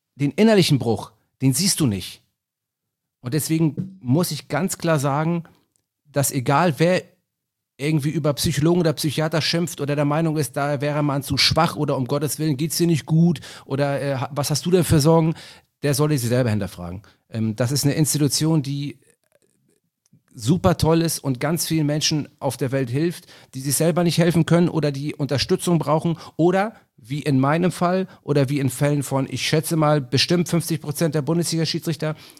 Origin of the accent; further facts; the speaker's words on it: Hamburg, Germany; Ich bin Hamburger, ich bin Stadtpatriot